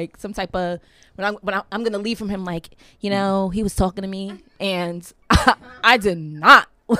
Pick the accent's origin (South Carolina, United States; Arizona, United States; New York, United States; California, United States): New York, United States; New York City; I'm from Brooklyn.